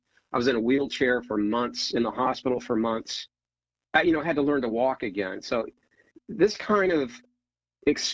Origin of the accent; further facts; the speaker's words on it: Ohio, United States; moved away as an adult; now in Northern Virginia, United States; So I grew up in Ohio, small town, four sisters.